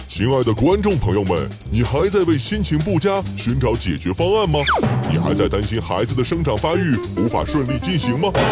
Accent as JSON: {"language": "Chinese", "country": "China"}